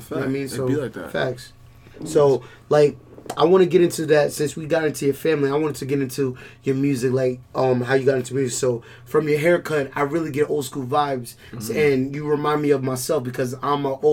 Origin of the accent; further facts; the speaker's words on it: New York City, New York, United States; we born in Queens, you know what I mean? Yeah. We born at LIJ, we Southside